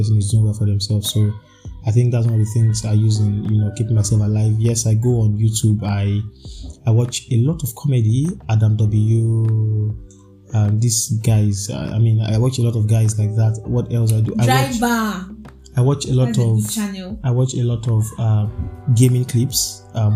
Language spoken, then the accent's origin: English; Nigeria; being a Nigerian and being an Arsenal fan